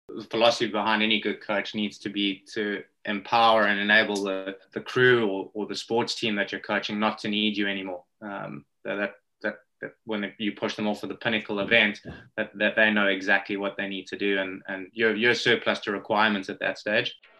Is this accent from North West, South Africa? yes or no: no; Johannesburg, Gauteng, South Africa; accent: South African; growing up in South Africa